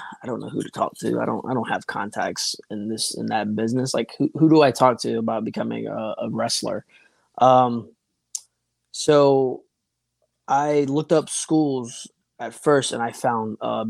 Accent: Jackson, Tennessee, United States; I grew up in Tennessee. Right in between Nashville and Memphis, a little town called Jackson

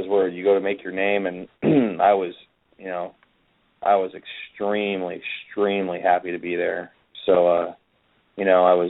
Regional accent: United States; we're two Americans in Wolverhampton

